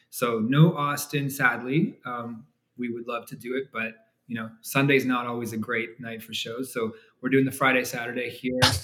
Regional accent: Canada; moved away as an adult; also born or lived in Toronto; now in Argyle, United States; We live in Texas today, um, but we grew up in Canada

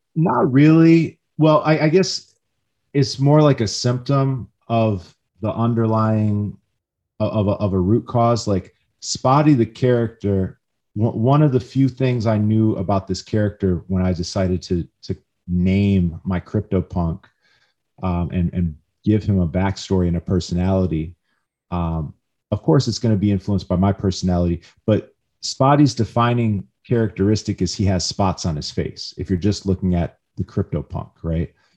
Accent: Midwest, United States; I grew up in the Midwest

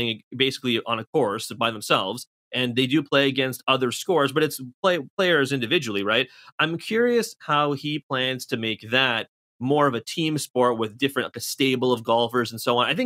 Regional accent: Toronto, Ontario, Canada; I'm from Toronto.

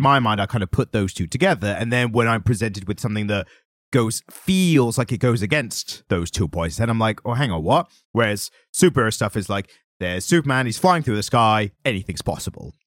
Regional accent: United Kingdom; we're always British and suave

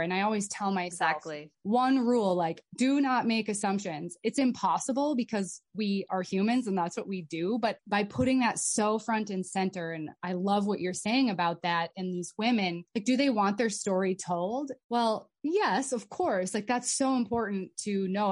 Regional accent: United States; also born or lived in Abu Dhabi; privilege follows us wherever mm. we go, especially as Americans

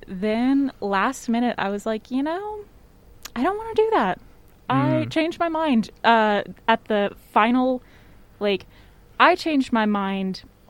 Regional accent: Waco, Texas, United States; because I'm from Waco

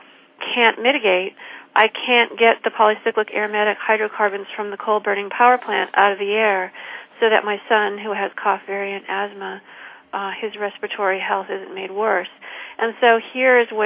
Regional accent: Peoria, Illinois, United States; she and I grew up in the same town.

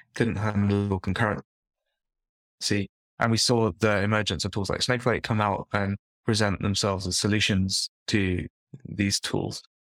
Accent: London, United Kingdom; I'm from London, and I grew up in East London

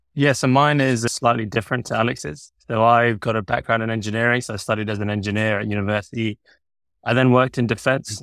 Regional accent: London, United Kingdom; I was born and bred in London, studied in London. I've always been in London.

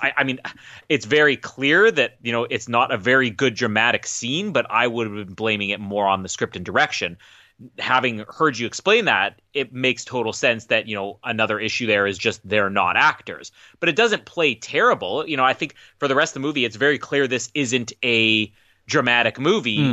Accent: Canada

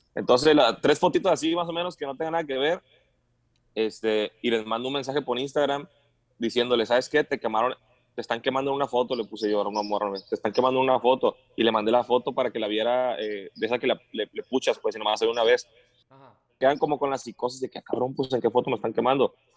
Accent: Guadalajara, Jalisco, Mexico; Pues soy tequilero, pues soy de Guadalajara

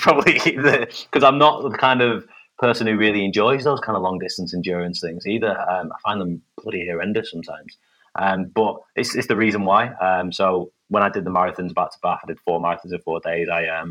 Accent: Bolton, North West England, United Kingdom; accent: Bolton; also born or lived in United States; hopefully you can hear my crisp Bolton accent shining through.

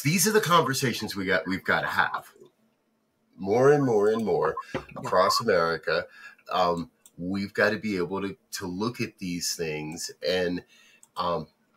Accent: United States; I grew up in New Jersey, New York

